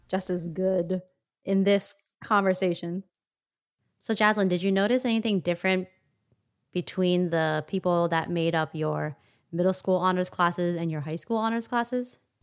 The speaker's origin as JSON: {"language": "English", "town": "Philadelphia", "region": "Pennsylvania", "country": "United States", "tie": "born or raised there", "said": "growing up in North Philadelphia"}